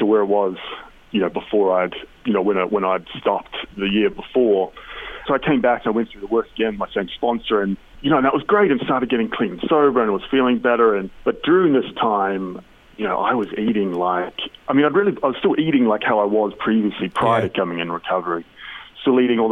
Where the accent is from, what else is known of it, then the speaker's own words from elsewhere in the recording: New Zealand; I'm obviously from New Zealand